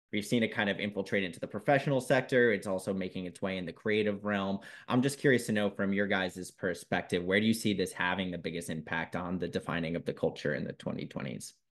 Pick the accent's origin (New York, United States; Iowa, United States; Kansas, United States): New York, United States; New York City; accent: Staten Island; my Staten Island accent